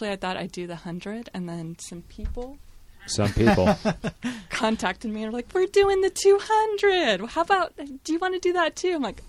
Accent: Salem, Oregon, United States; Hi, I'm …. I'm from Salem, Oregon.

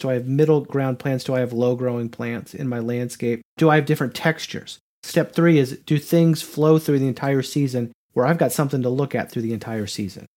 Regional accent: Grand Island, Nebraska, United States; moved away as an adult; now in Knoxville, United States; I'm from Nebraska, and so I'm kind of from the prairie zone, the area that they call the Great Plains, which was one hundred percent tall grass prairie where I grew up

